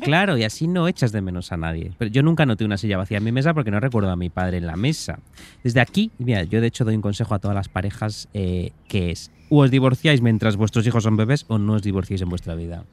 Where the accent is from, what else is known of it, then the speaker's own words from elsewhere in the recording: Pontevedra, Galicia, Spain; moved away; en mi Pontevedra natal